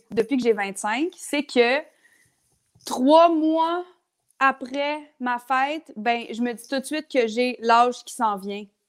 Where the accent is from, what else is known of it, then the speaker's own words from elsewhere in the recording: Lavaltrie, Quebec, Canada; now in Montreal, Canada; je viens de la Valtrie, ce qui est vraiment correct, mais ça fait 12 ans que j'ai pas été. ça fait 12 ans que j'ai pas habité à la Valtrie